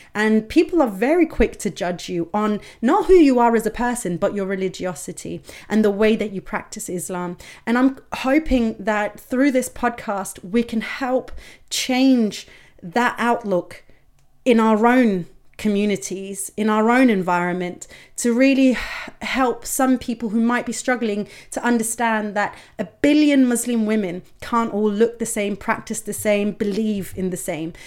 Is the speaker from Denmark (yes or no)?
yes; Denmark; growing up in Denmark